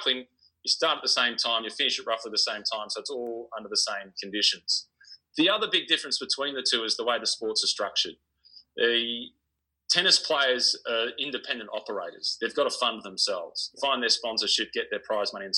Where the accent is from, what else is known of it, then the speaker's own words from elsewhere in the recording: Australia; moved away as an adult; also born or lived in France; the Aussie on this French team